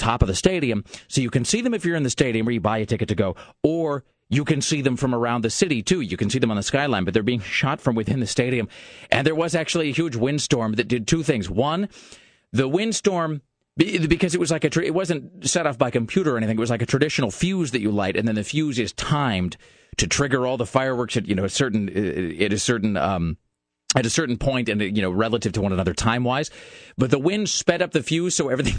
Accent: Kennewick, Washington, United States; now in Portland, United States; Growing up in Kennewick, there was this so-called stadium

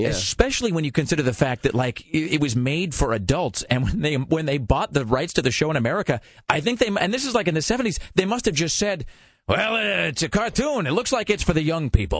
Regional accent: Kennewick, Washington, United States; my hometown of Kennewick

